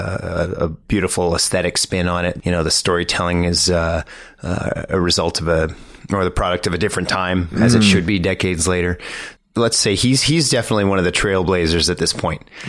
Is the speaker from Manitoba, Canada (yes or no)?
no; Sudbury, Ontario, Canada; now in Toronto, Canada; I grew up in Canada, I grew up in Sudbury, and I've lived in Toronto since 99